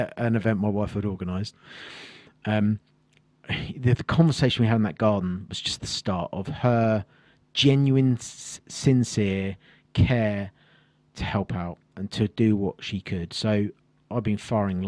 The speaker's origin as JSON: {"language": "English", "area": "Kent", "region": "South East England", "country": "United Kingdom", "tie": "born or raised there", "said": "I grew up in Kent, inspired by the Second World War"}